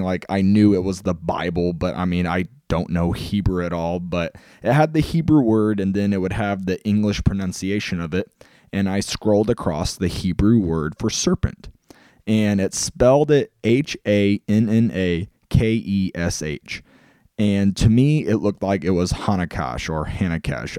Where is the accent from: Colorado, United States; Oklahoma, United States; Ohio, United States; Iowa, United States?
Oklahoma, United States; Mustang; moved away; also born or lived in Illinois; I grew up in a town called Mustang, Oklahoma.